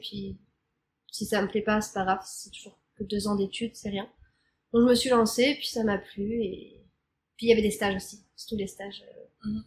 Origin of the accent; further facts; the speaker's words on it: Normandy, France; moved away as an adult; now in Montreal, Canada; J'ai grandi en Normandie.